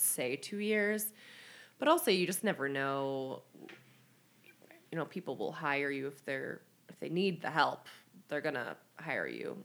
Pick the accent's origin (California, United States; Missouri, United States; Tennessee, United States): Missouri, United States; St. Louis; moved away as an adult; also born or lived in Chicago; I grew up in St. Louis, went to nursing school in Chicago, and then went back to St. Louis for my first job